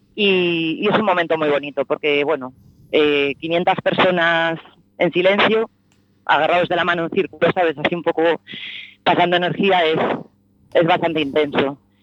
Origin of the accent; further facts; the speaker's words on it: A Coruña, Galicia, Spain; soy de Coruña